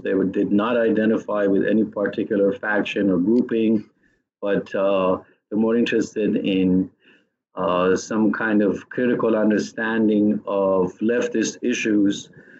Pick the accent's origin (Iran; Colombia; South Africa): Iran; moved away as an adult; also born or lived in Tehran; now in United States; I was born in Iran and grew up there and stayed in the country until I was 19, finished high school there.